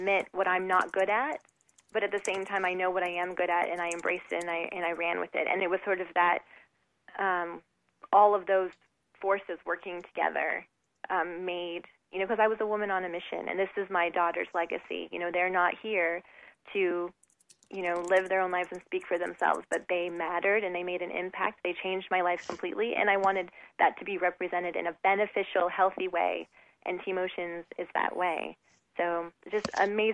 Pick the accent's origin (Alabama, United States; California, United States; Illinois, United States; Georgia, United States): California, United States; Southern; I was raised in Southern California